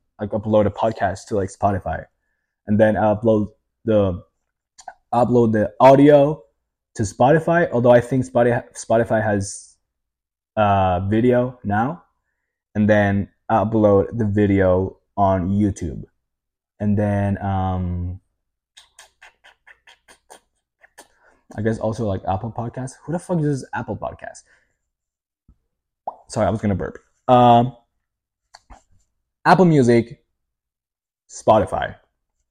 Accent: Italy; English is a second language

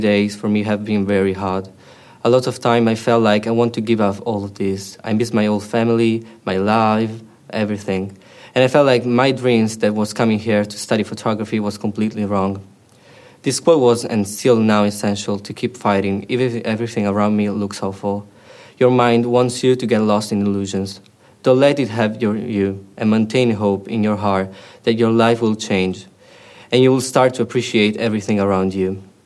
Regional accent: Italy; moved away as an adult; now in Edinburgh, United Kingdom; I'm from Italy and I'm studying photography in the University of Edinburgh

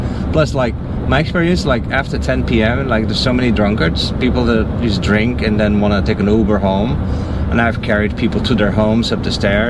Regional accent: Netherlands; I'm from the Netherlands.

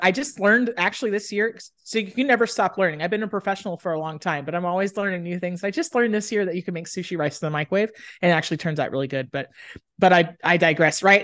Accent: Dallas, Texas, United States; also born or lived in Austin, Texas; I grew up in Dallas, Texas.

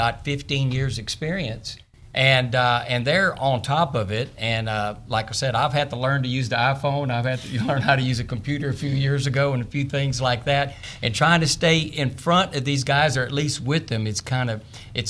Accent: Texas, United States; I'm a fifth-generation Texan

